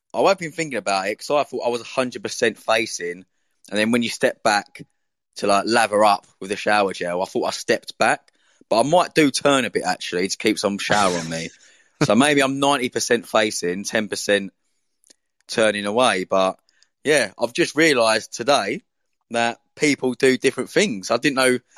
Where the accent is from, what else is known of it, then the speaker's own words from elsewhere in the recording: Essex, East of England, United Kingdom; moved away; I'm from Essex, which is like just to the east of London.